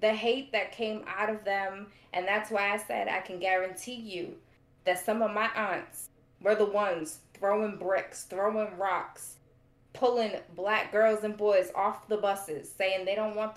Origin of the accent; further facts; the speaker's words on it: Boston, Massachusetts, United States; We grew up in Old Southie